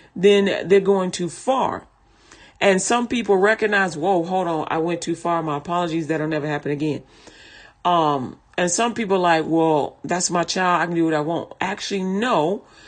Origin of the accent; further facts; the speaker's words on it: Chicago, Illinois, United States; I'm from Chicago